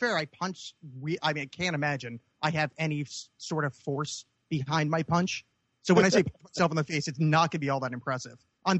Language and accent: English; New Jersey, United States; I'm from New Jersey.